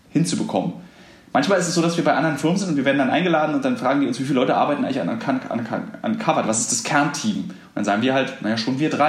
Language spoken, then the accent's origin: German; East Germany, Germany; also als Ossi geht man ja relativ sparsam mit dem Begriff der Freundschaft um